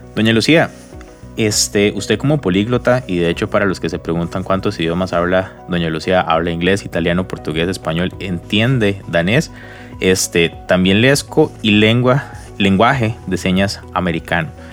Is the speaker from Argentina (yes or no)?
no; Costa Rica; uno como costarricense